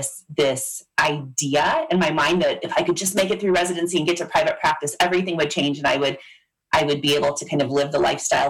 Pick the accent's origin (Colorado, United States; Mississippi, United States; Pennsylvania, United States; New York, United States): Colorado, United States; Loveland; also born or lived in Kansas City, Missouri; I came back to my hometown of Loveland, where I still live about an hour outside of Denver.